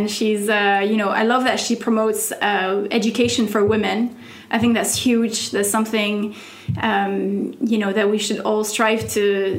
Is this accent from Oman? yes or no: yes; Oman; English is a second language; moved away as an adult; also born or lived in France; I grew up in the Middle East pretty much, you know. I moved to Oman when I was 10 years old and, you know, until I was 19. And then I've been living here for 11 years.